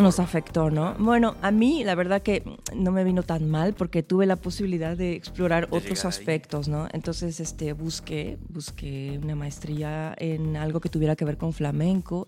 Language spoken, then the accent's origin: Spanish; Xalapa, Veracruz, Mexico; now in Canada; yo, como mexicana, porque además vivo en Canadá